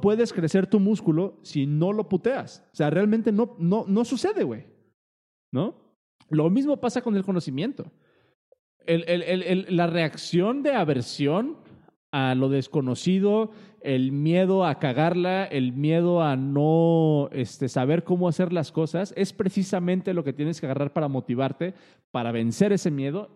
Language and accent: Spanish; Mexico; Uno como mexicano